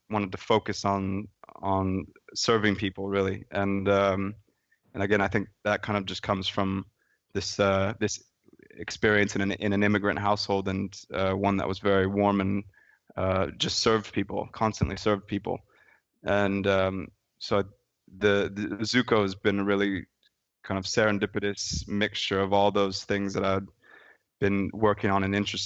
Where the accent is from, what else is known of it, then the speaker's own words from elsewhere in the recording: San Francisco Bay Area, California, United States; I grew up in the San Francisco Bay Area